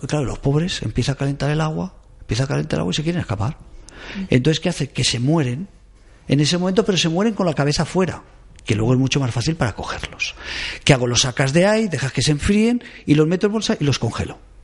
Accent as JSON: {"language": "Spanish", "town": "Caspe", "region": "Aragon", "country": "Spain", "moved": "yes", "said": "soy de pueblo, de Caspe"}